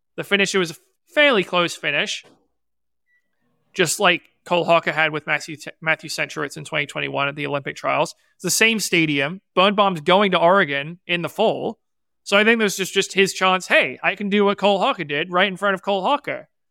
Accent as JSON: {"language": "English", "region": "England", "country": "United Kingdom", "tie": "born or raised there", "moved": "yes", "said": "I was born in England. I lived there, but we celebrated American holidays when I was growing up because my mom's American"}